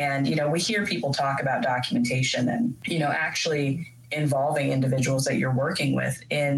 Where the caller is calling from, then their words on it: Kansas City, Missouri, United States; I'm actually calling in from Kansas City, Missouri. Which is where I'm located.